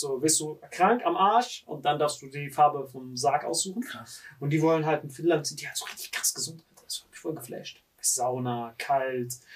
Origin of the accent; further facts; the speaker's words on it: Morocco; bei uns in Marokko